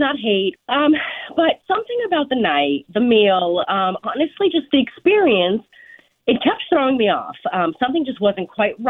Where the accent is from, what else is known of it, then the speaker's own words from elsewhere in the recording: New Orleans, Louisiana, United States; I'm from New Orleans. It's in my blood.